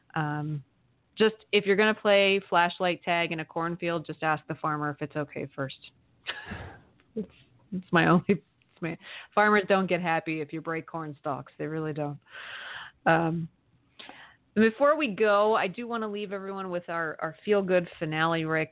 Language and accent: English; Amish country in Pennsylvania, United States; I grew up in Amish country in Pennsylvania